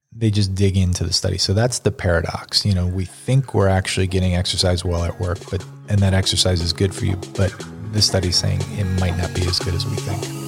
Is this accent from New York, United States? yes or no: yes; Buffalo, New York, United States; growing up in Buffalo